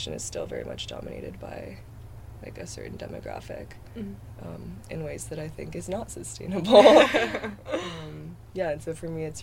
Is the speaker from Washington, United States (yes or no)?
yes; Bellevue, Washington, United States; moved away as an adult; I am from Bellevue, Washington, which is a little outside of Seattle.